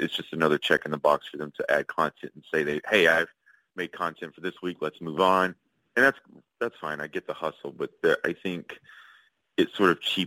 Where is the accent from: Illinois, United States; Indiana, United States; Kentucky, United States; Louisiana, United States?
Louisiana, United States; Shreveport; moved away; also born or lived in Los Angeles; I moved back to Shreveport, Louisiana, which was my hometown. It's where I was born.